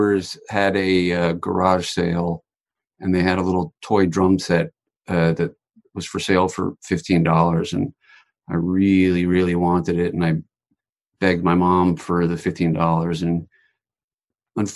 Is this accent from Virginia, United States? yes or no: yes; Virginia, United States; moved away as an adult; now in Los Angeles, United States; I grew up in Virginia and I drove across the country when I was 24